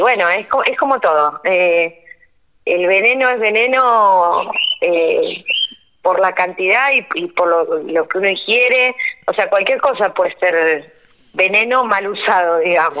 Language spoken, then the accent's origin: Spanish; Rosario, Santa Fe, Argentina; moved away as an adult; also born or lived in Cañada de Gómez area: Cañada Rosquín, Santa Fe; now in Cañada Rosquín, Argentina; soy rosarina y cuando me recibí me vine a vivir acá a Cañada de Rosquín